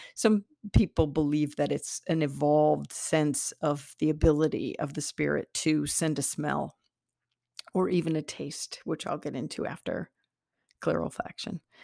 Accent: Iowa, United States; I'm from Iowa, the Iowa soil

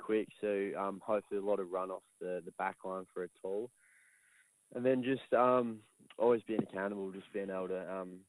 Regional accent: England, United Kingdom; now in Australia; originally I'm from England, and over in England he watched the Bombers play, and I think just kind of took over from there.

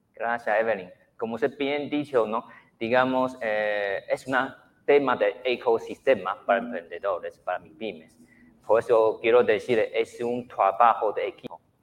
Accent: Taiwan; Spanish is a second language; moved away as an adult; now in Guatemala; En mi país, Taiwán

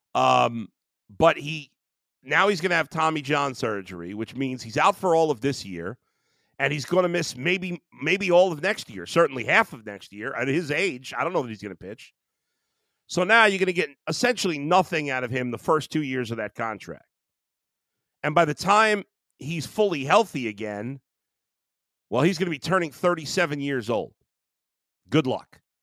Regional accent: New York City, New York, United States; now in Cleveland, United States; growing up in Brooklyn

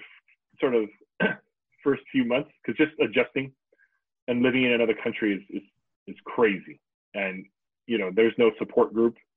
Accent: Southern California, United States; moved away as an adult; Growing up in SoCal, even with the many times that we were been able to travel, I never thought I'd leave SoCal

